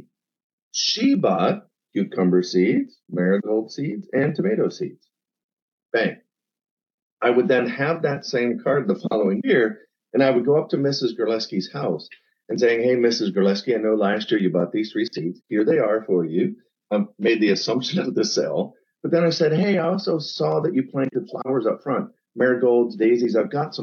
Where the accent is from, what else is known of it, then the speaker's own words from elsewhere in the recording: central Pennsylvania, United States; grew up in a small town in central PA of 800 people